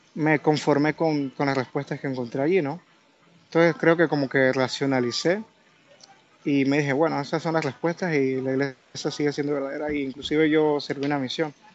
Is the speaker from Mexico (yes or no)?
no; Panama; Yo soy de Panamá.